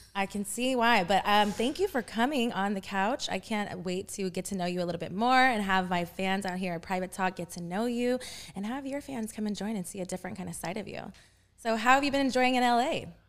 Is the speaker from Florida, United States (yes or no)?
no; Texas, United States; moved away as an adult; now in Los Angeles, United States; I'm from Texas